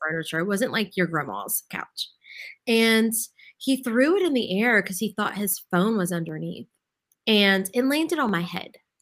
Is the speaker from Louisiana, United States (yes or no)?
yes; Lafayette, Louisiana, United States; I grew up in Lafayette